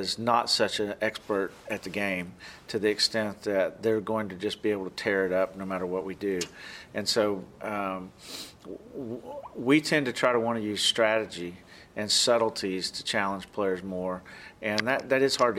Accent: Georgia, United States; moved away as an adult; now in Oklahoma, United States; I grew up in Georgia, and my family was all, a lot of my family were farmers and factory workers

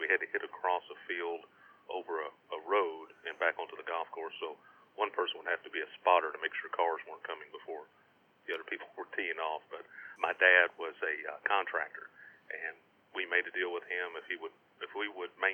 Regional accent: Charlestown, Indiana, United States; I grew up in Indiana in a small town called Charlestown, and right across the river from Louisville, Kentucky

